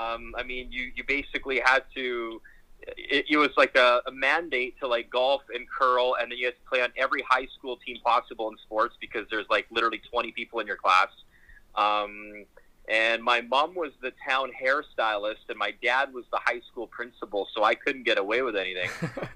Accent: Boyle, Alberta, Canada; moved away as an adult; also born or lived in Athabasca, Alberta / Toronto; So I was born in Athabasca, and I was raised in Boyle. So Boyle and Athabasca are about an hour and 40 minutes north of Edmonton. I always loved explaining to people in Toronto that I'm from Boyle

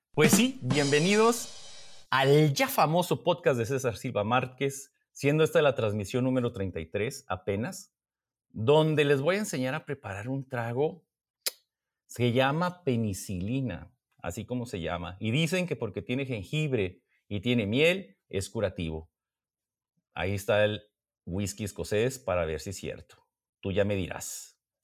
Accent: Mexico; Siendo mexicano

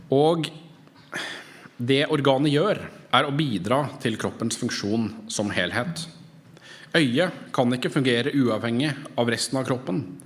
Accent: Norway; som nordmenn

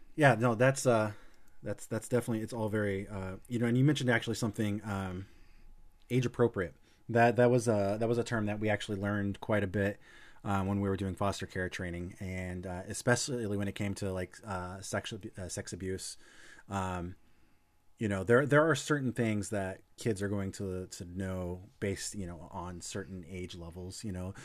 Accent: Illinois, United States; moved away; hometown in Illinois, uh, small town

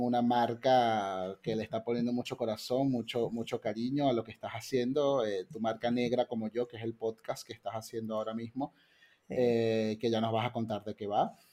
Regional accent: Venezuela; soy venezolano y, me, crecí también allí

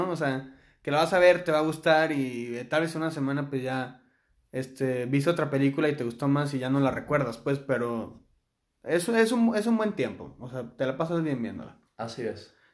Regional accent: Mexico; tal vez yo siendo mexicano puedo decir, o sea, ¿tú qué vas a saber de México si nunca has vivido aquí?

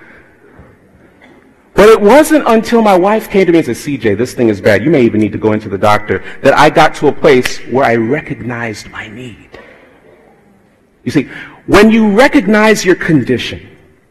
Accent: Fort Lauderdale, Florida, United States; I grew up in tropical, sunny, right on the suburbs of Fort Lauderdale, Florida

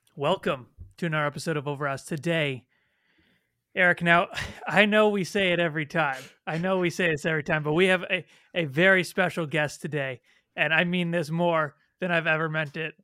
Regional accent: Toronto, Ontario, Canada; I'm Canadian, I'm from Toronto

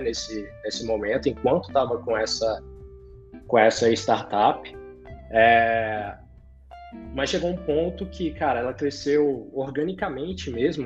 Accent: Brasília, Federal District, Brazil; Nascido e criado por aqui mesmo.

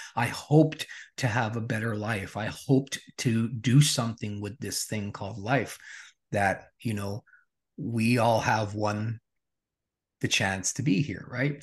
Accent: Regina, Saskatchewan, Canada; Born and raised in Regina, Saskatchewan.

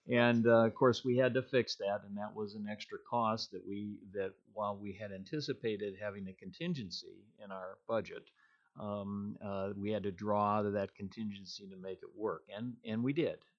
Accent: Illinois, United States; moved away as an adult; also born or lived in Iowa / South Dakota; now in Minnesota, United States; I actually was born and raised in Illinois

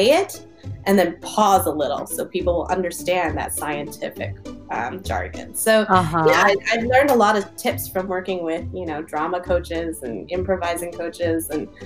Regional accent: East Coast, United States; I am from the East Coast, so I still speak really fast

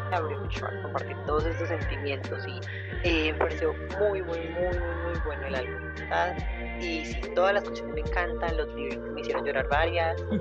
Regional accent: Colombia; yo soy de Colombia

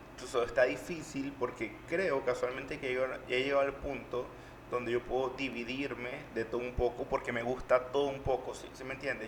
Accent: Panama; yo como panameño

